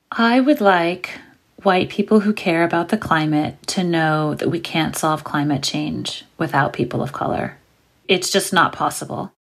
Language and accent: English; New York City, New York, United States; I'm from New York City, and I grew up in Brooklyn in the eighties